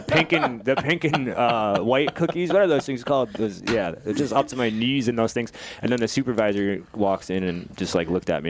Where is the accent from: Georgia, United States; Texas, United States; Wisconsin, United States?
Wisconsin, United States; Ripon; Ripon, Wisconsin. It's called.